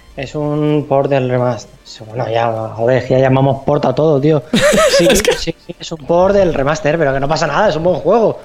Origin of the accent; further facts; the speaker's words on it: Alicante, Valencian Community, Spain; somos tres chicos de Alicante